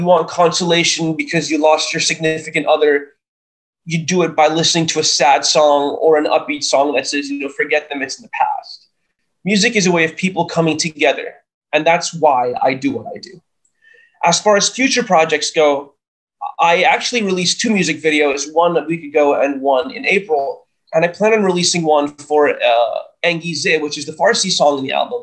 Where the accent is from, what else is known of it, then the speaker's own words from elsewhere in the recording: New York, United States; I was given the privilege of being born and raised in New York